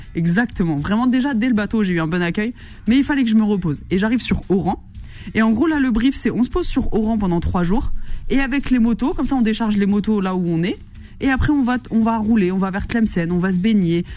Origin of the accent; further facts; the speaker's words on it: Verdun, Grand Est, France; moved away; je suis originaire de Lorraine plus précisément de Meuse. J'ai grandi à Verdun